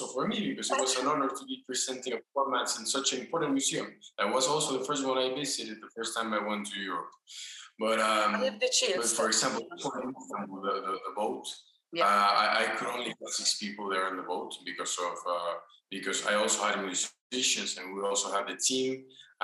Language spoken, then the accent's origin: English; Mexico; also born or lived in Paris; my country here in Mexico. Because I moved back from Paris last year